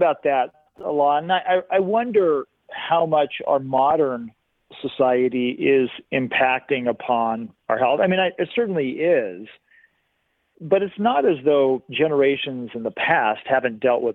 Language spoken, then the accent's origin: English; San Diego, California, United States; moved away as an adult; now in Bend, United States; I grew up in San Diego